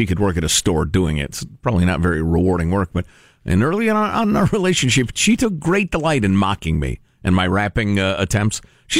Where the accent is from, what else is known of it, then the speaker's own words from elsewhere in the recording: Chicago, Illinois, United States; I slept over the garage in Chicago in the wintertime